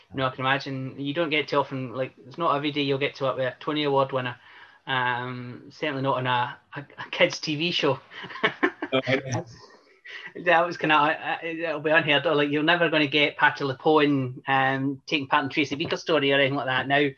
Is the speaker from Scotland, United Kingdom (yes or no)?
yes; Scotland, United Kingdom; I'm Scottish